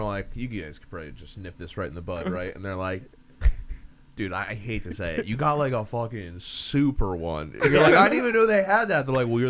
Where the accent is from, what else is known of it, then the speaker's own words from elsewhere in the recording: New Jersey, United States; I'm from Jersey